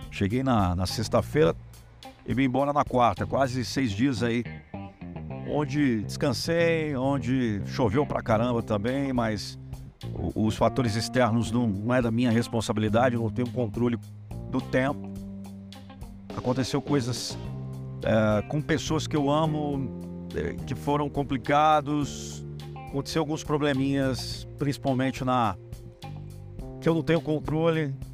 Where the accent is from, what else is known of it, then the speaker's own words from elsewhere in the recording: Brazil; Eu sou brasileiro, não necessariamente eu preciso compactuar com que 90% dos brasileiros fazem.